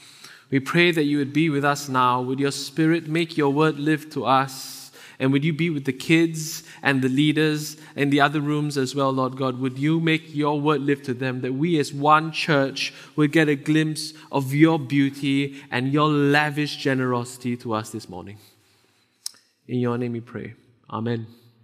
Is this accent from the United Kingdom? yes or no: no; Singapore; moved away as an adult; now in Vancouver, Canada; I'm originally from Singapore. It's a very small country in Southeast Asia. I moved here with my wife about four and a half years ago.